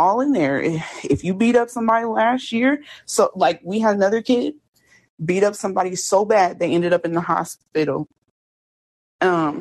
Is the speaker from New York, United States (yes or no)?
no; Indianapolis, Indiana, United States; I'm from Indianapolis. So in Indianapolis, we did have a school